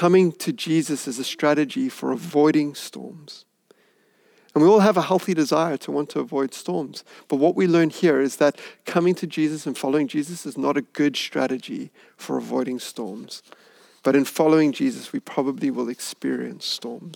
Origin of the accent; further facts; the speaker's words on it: Hout Bay, Western Cape, South Africa; I grew up in Hout Bay